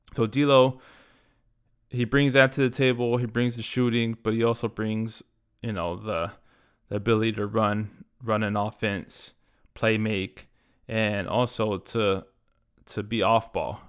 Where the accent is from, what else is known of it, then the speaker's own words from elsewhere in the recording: Southern California, United States; growing up in Southern California as a Laker fan